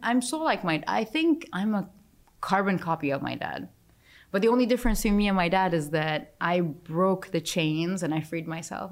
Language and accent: English; Dubai, United Arab Emirates; I'm from Dubai